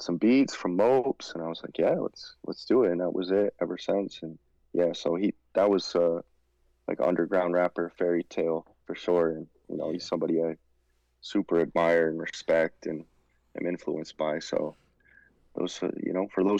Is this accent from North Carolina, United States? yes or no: no; Rhode Island, United States; we're both from Rhode Island